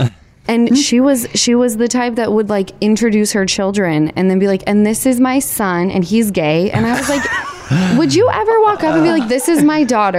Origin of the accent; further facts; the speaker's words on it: Salt Lake City, Utah, United States; I'm from Utah, which people don't realize that Salt Lake, where I come from